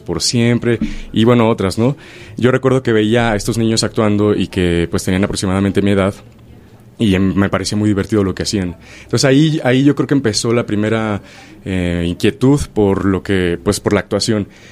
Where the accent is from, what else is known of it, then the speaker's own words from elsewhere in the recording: Chilpancingo, Guerrero, Mexico; now in Mexico City, Mexico; yo soy de originario de Chilpancingo, Guerrero. Entonces, em, viviendo en la ciudad de Chilpancingo, no estuve expuesto eh, al teatro este, de niño